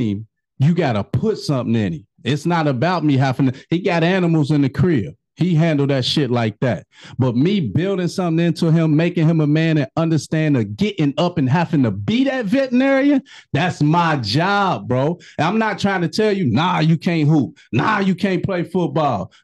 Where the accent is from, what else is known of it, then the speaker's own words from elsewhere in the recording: Chicago, Illinois, United States; moved away; also born or lived in Cincinnati / Kentucky; I'm from Chicago